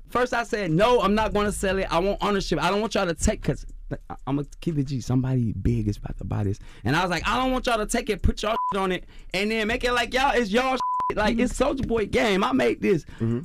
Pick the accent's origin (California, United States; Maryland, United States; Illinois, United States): California, United States; Compton; I'm from Bompton. I'm from California, Bompton